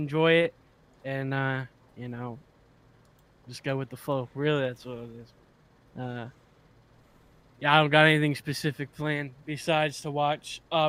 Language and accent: English; Pennsylvania, United States; Listen, I'm from Pennsylvania